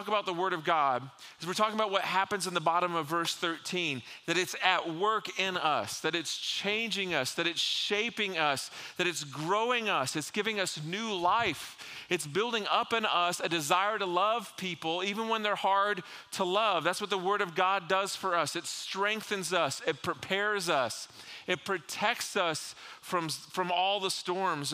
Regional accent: South Florida, United States; growing up in South Florida

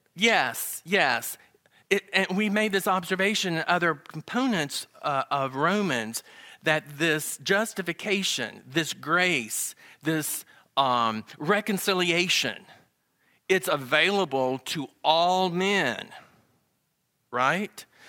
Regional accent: the South, Southern United States, United States; accent: Southern; my Southern accent.

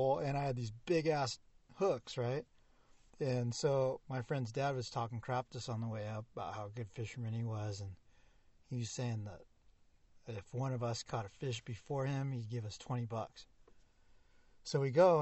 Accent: Pasadena, California, United States; I grew up in Pasadena

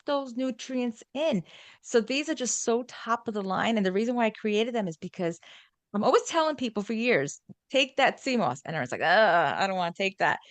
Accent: New York, United States; accent: New York; my G does not come out, it's a New York thing, my New York accent

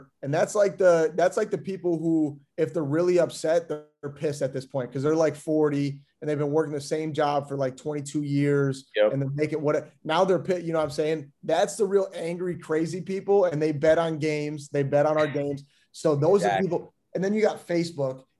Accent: Wisconsin, United States; also born or lived in Seattle, Washington; in seventh grade, when we moved back from Seattle into Wisconsin, I reclassified, so I did seventh grade twice.

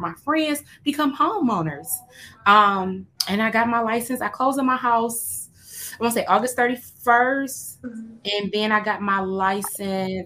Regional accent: Detroit, Michigan, United States; I am from Detroit metro area

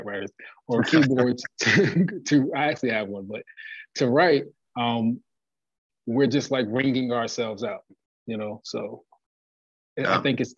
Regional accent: Plainfield, New Jersey, United States; my hometown, Plainfield, New Jersey

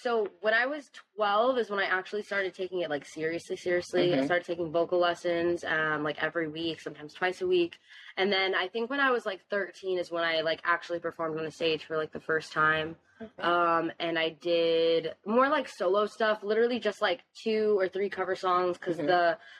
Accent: Fort Lauderdale, Florida, United States; I'm 21 years old, and I'm a singer from the Fort Lauderdale, South Florida area.

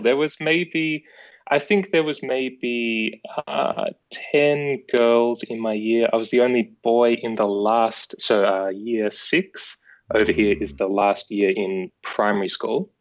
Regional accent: Aireys Inlet, Victoria, Australia; born or raised there

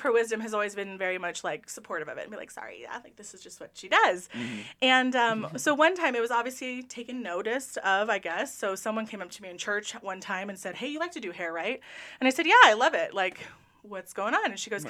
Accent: Cypress, California, United States; first language English; also born or lived in Huntington Beach, California / Portugal; I grew up in Orange County, California. I was born in Huntington Beach and grew up in a lovely place called Cypress.

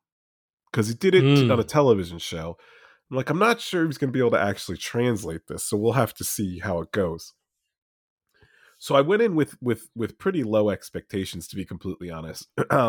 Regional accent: New Jersey, United States; because he was a New Yorker, I'm from New Jersey.

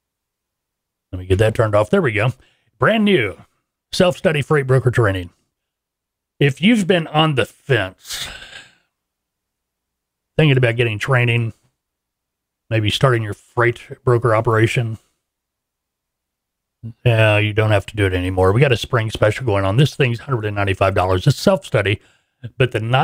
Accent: Fort Smith, Arkansas, United States; Fort Smith, my hometown, where we are located

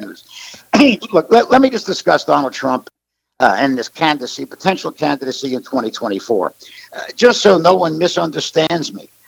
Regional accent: United States; as an American

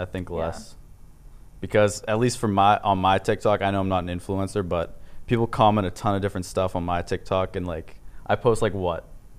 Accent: Massachusetts, United States; also born or lived in Cape Cod / Connecticut; I'm from Massachusetts.

